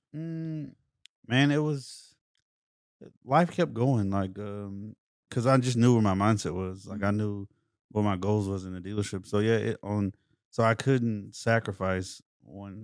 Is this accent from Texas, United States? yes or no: yes; Dallas, Texas, United States; also born or lived in Mesquite / Garland; half of my life Pleasant Grove